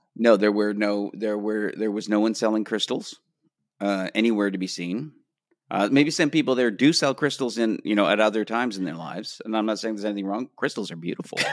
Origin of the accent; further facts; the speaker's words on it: Canada; moved away as an adult; now in Los Angeles, United States; as a Canadian